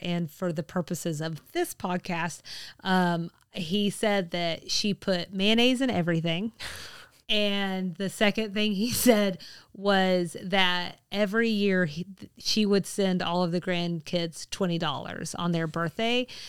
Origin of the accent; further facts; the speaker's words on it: Georgia, United States; what has always been my home state.